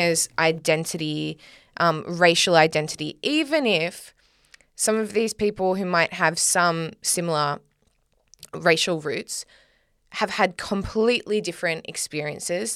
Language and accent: English; Australia; I'm Australian